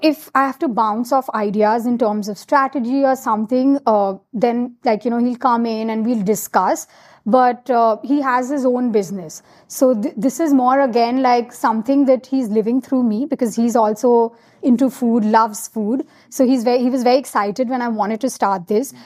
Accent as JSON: {"language": "English", "town": "Kolkata", "region": "West Bengal", "country": "India", "tie": "born or raised there", "also_born_or_lived": "United States", "moved": "as an adult", "lives_now": "Mumbai, India", "said": "I grew up in Calcutta, and I'm so proud about, like, you know, just being from Calcutta."}